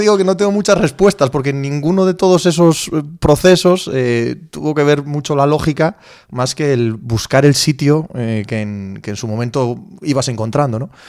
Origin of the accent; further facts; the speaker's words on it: Cangas de Narcea, Asturias, Spain; moved away as an adult; now in Madrid, Spain; yo soy un paisano de Cangas de Narcea, de Asturias